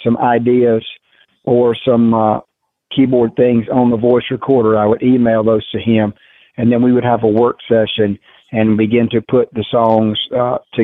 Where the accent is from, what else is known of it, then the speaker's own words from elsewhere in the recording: the South, United States; accent: Southern; I realized how Southern I sound on tape.